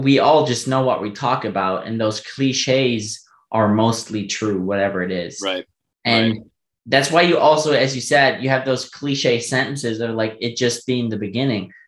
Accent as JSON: {"language": "English", "country": "Germany", "also_born_or_lived": "United States", "first_language": "German", "second_language": "English"}